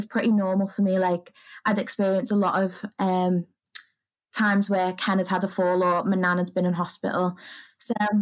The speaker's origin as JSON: {"language": "English", "area": "the Wirral", "region": "North West England", "country": "United Kingdom", "said": "I'm from the Wirral, which is just over the water from Liverpool"}